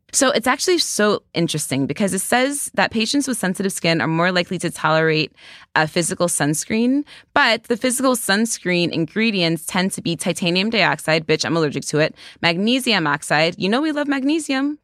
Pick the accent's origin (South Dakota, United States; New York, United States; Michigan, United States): New York, United States; I'm a New Yorker.